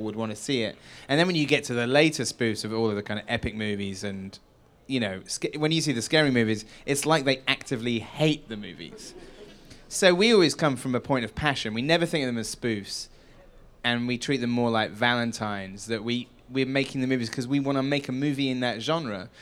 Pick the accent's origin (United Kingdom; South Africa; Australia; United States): United Kingdom; Wells, South West England; moved away; Hot Fuzz was shot in my hometown